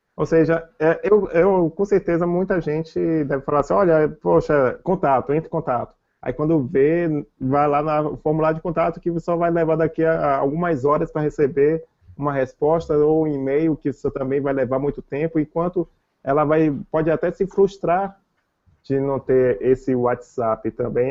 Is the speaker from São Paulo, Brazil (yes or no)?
no; Salvador, Bahia, Brazil; eu sou de Salvador